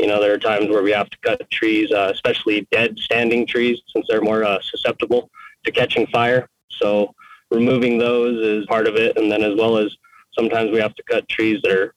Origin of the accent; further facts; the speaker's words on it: Cuba, New Mexico, United States; I grew up in Cuba, New Mexico, which is a pretty small town.